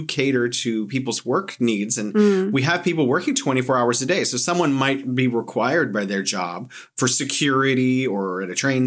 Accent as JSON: {"language": "English", "country": "United States", "said": "as an American"}